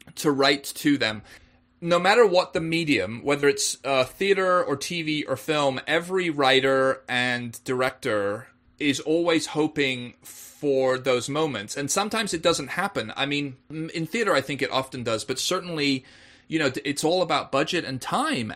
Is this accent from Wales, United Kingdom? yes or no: yes; Wales, United Kingdom; moved away; also born or lived in England; being English myself, but actually spending a lot of my childhood in Wales